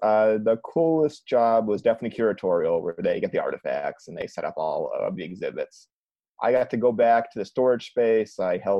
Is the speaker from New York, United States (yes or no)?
no; Cleveland, Ohio, United States; moved away; I'm from Cleveland